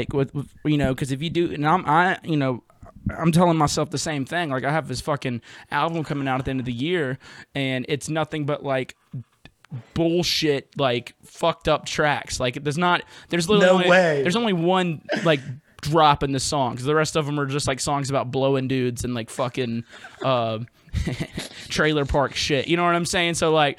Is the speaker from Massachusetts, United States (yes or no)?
no; Jackson, Mississippi, United States; now in New Orleans, United States; Jackson, Mississippi. I live in Louisiana now. I live in New Orleans.